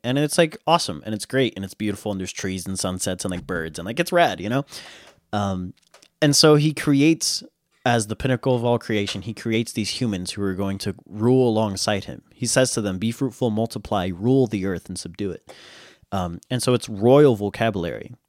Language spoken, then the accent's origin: English; United States; I'm an American